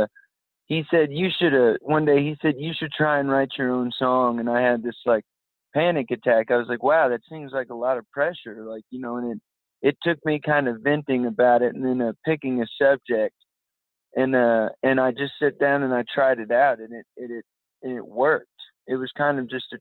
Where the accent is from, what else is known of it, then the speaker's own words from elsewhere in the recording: San Antonio, Texas, United States; moved away; I'm from San Antonio, Texas originally